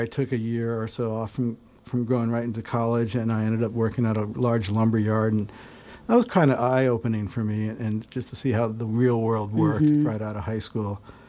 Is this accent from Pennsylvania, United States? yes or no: no; New Canaan, Connecticut, United States; born or raised there; moved away as an adult; also born or lived in Rome, New York